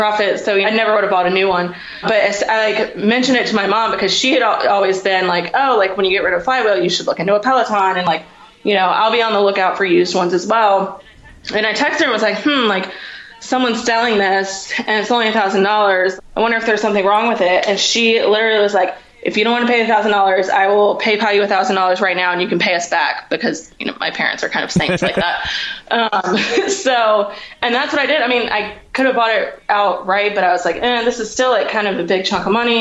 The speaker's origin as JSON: {"language": "English", "town": "Richmond", "region": "Virginia", "country": "United States", "also_born_or_lived": "Washington, District of Columbia, United States", "said": "I'm from Richmond, Virginia"}